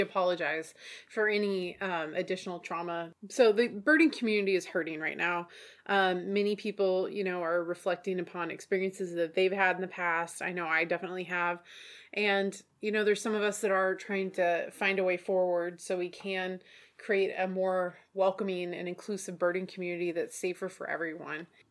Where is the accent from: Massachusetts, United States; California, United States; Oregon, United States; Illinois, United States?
Oregon, United States; we're from Oregon